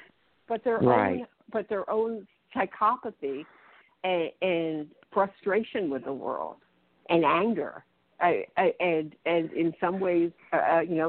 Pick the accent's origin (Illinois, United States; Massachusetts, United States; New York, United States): New York, United States; accent: New York; my New York accent